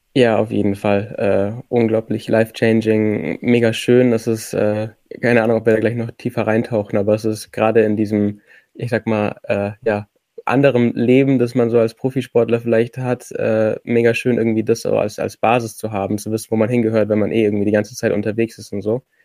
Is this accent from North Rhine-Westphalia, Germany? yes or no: no; Allgäu, Bavaria, Germany; ich komme aus dem Allgäu